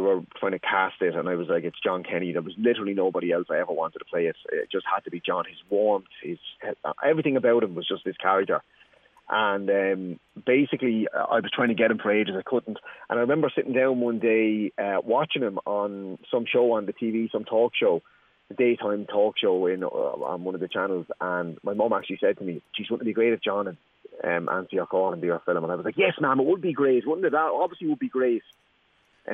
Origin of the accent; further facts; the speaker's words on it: Waterford, Munster, Ireland; moved away as an adult; also born or lived in United States; growing up in Waterford around people like this